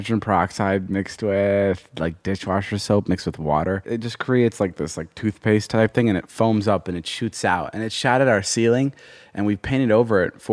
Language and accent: English; Illinois, United States; moved away as an adult; also born or lived in Slovakia / Ohio; now in Los Angeles, United States; we lived there till I was like in the fourth grade. And then I moved to Illinois